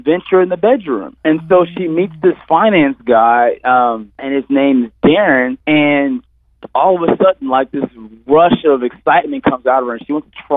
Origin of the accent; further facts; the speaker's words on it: Los Angeles, California, United States; Born and raised in Los Angeles